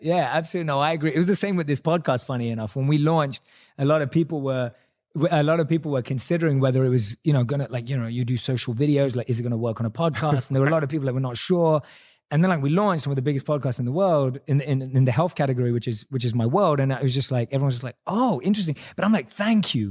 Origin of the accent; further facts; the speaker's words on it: London, United Kingdom; I'm a British Indian, right? Born and raised in London.